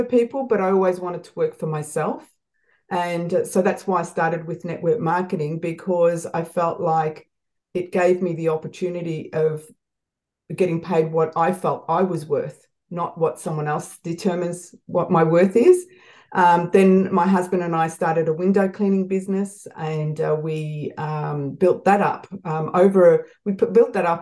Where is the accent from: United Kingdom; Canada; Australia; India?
Australia; Melbourne, Victoria; also born or lived in Malta; I have lived in Melbourne, Australia since I was 5 months old.